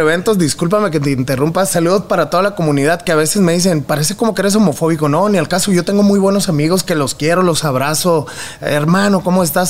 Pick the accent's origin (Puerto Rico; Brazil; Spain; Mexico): Mexico; Mexicali, Baja California; moved away as an adult; also born or lived in Guadalajara / Tijuana; now in Monterrey, Mexico; Y de Guadalajara nos fuimos a la frontera para buscar un mejor futuro y ahí fue donde crecí, en Mexicali y en Tijuana.